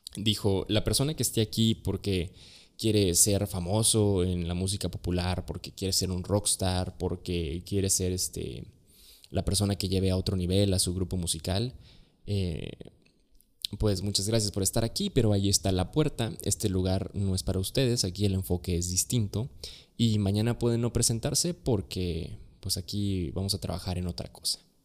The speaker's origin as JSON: {"language": "Spanish", "region": "Chiapas", "country": "Mexico", "tie": "born or raised there", "said": "soy originario de Chiapas"}